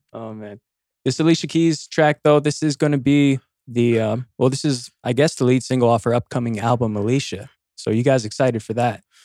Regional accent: California, United States; we're from Cali

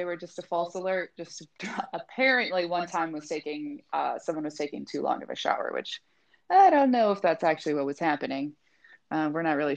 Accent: Minnesota, United States; moved away as an adult; now in Texas, United States; we're originally from Minnesota

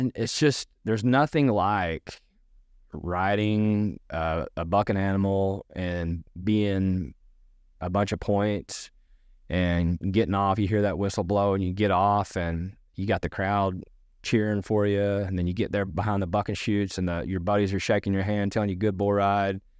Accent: Irving, Texas, United States; also born or lived in Grand Prairie, Texas / Keller, Texas / Arkansas; I was born in Irving. And so I was born in inner city and, uh, lived in Grand Prairie

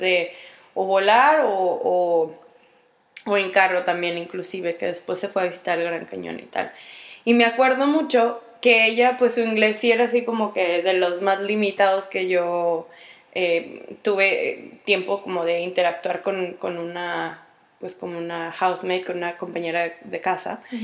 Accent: Mexico; soy mexicana, soy latina, soy hispana

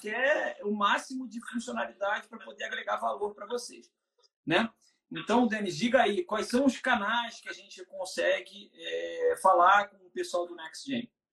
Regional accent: Rio, Rio de Janeiro, Brazil; para o Rio, da, de onde eu sou

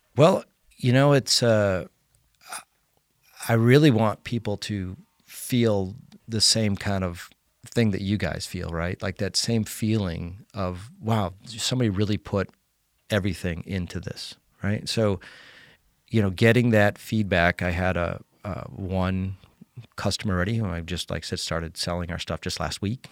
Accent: Connecticut, United States; moved away; also born or lived in Colorado; Uh, I was born and raised in Connecticut, um, but I moved out of Connecticut in, um, nineteen ninety-five to go to Colorado.

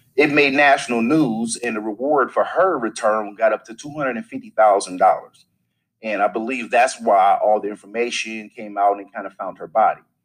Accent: St. Louis, Missouri, United States; I'm from the Midwest, St. Louis area

